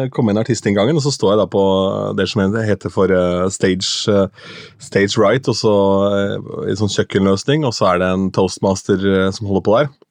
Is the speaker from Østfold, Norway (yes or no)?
yes; Askim, Østfold, Norway; jeg er fra Askim